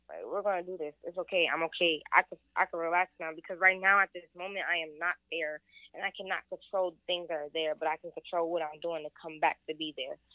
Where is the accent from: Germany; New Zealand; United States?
United States; Ohio; moved away; I'm from Ohio.